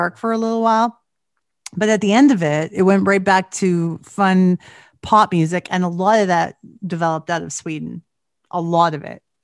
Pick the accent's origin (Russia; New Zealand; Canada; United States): Canada; I'm Canadian